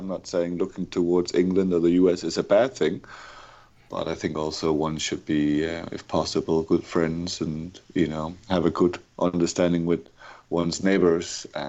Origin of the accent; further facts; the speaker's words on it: Denmark; first language Danish; English is a second language; also born or lived in Germany; I speak three languages, English being one. And then my mother tongue is Danish. I'm from Denmark. I'm in Copenhagen right now for this recording.